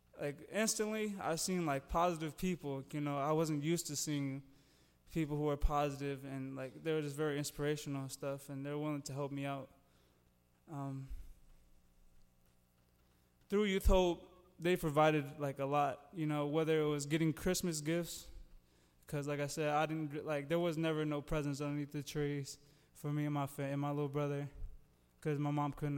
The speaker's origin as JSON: {"language": "English", "town": "East Moline", "region": "Illinois", "country": "United States", "tie": "born or raised there", "said": "I grew up in East, well, I still live in East Moline"}